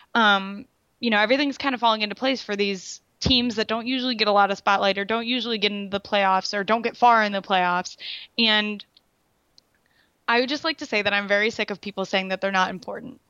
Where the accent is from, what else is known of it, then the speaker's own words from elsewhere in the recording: Raleigh, North Carolina, United States; they're, they're my hometown.